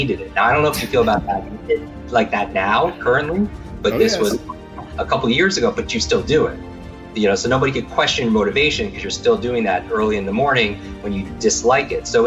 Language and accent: English; Northeast, United States; I grew up in the Northeast